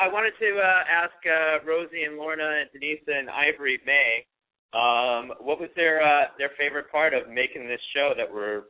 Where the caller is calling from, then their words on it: New York, United States; I'm calling from New York.